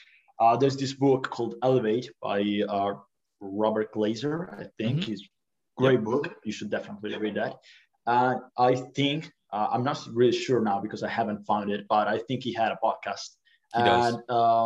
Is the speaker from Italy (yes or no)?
yes; Italy; I'm from Italy.